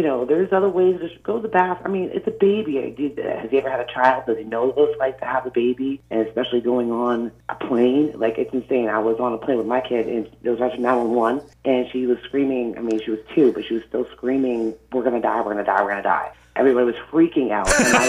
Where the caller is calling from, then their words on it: South Berwick, Maine, United States; from South Berwick.